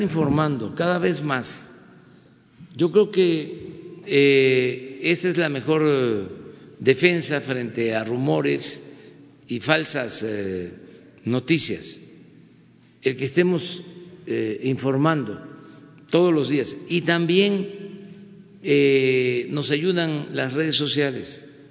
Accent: Mexico

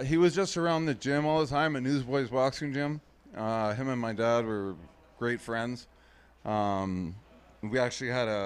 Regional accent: Toronto, Ontario, Canada; moved away as an adult; also born or lived in Shelburne, Ontario / London, Ontario; now in United States; I grew up King of Bathurst, right downtown. I went to Central Tech High School.

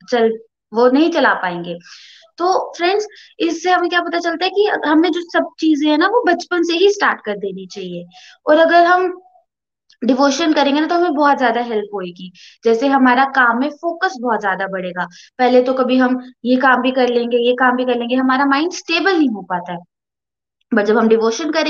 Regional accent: Jammu, Jammu and Kashmir, India; और मैं जम्मू से हूँ

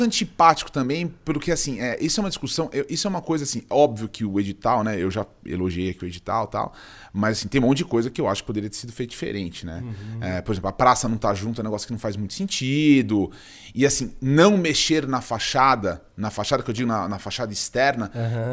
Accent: Cajati, São Paulo, Brazil; eu sou paulistano, eu nasci em São Paulo, mas eu fui muito cedo, eu fui morar no interior. eu morei, eu morei no Vale do Ribeira, numa cidade chamada Cajati

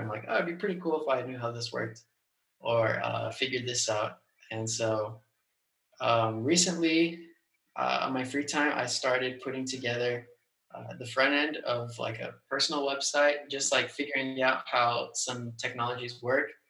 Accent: Southern California, United States; moved away as an adult; also born or lived in Virginia; I grew up in Southern California.

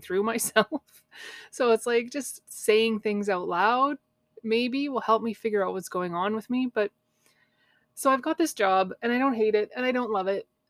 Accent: Canada; I'm a Canadian girl, right? I grew up swimming in cold lakes

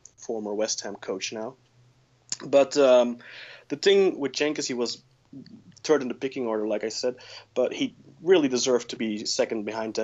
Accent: Belgium; I'm from Belgium

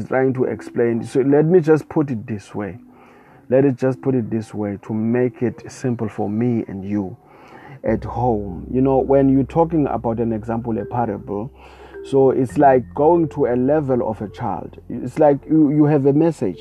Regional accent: South Africa; I come all the way from South Africa

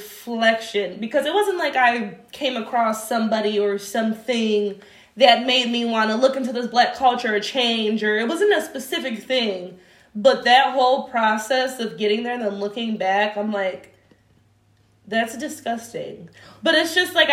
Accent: Warren, United States; I grew up in Warren, and this is early 2000s, so it's 95% white middle class.

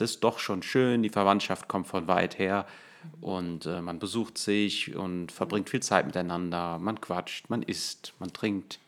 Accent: Germany; als äh, Deutscher

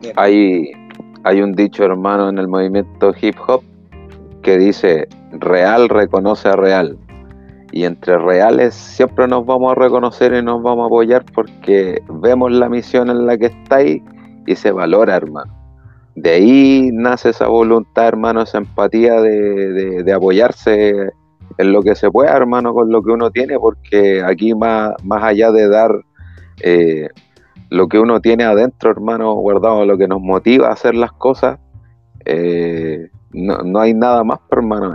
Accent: Chile

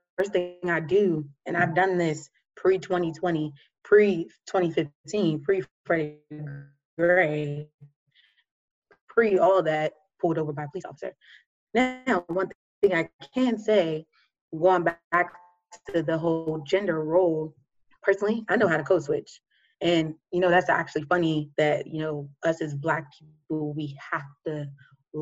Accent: Oxon Hill, Glassmanor area, Maryland, United States; I grew up in Austin Hill, Glassman area. If you know anything about Glassman, you know, it's not the, you know, best area, I guess, but it's my city. That's where I'm from and I love it

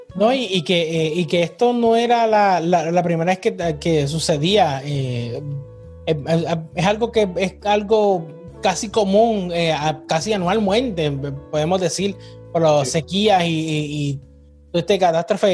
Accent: Puerto Rico; nosotros todavía seguimos época navideña porque somos puertorriqueños

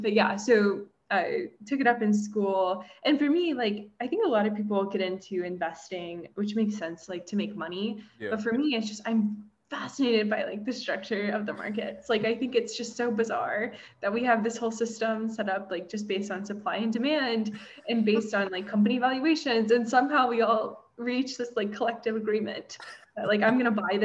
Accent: Kentucky, United States; now in Los Angeles, United States; I'm from Kentucky, currently live in Los Angeles.

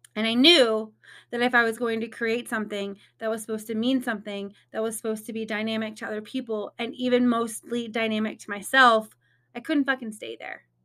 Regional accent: Indiana, United States; moved away as an adult; now in Texas, United States; I'm originally from Indiana.

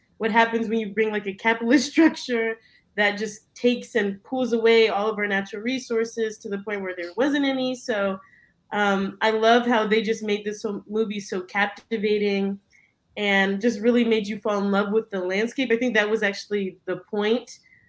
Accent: Midwest, United States; I guess we're all from the Midwest

